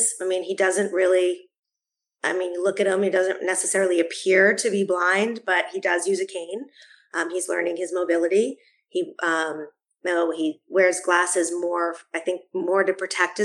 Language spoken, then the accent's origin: English; Boston, Massachusetts, United States; moved away; I'm from Boston originally